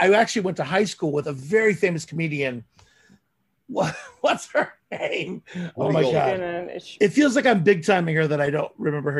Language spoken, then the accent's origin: English; Rockford, Illinois, United States; moved away as an adult; This is like Chicago area. I was at the time I was living in Rockford.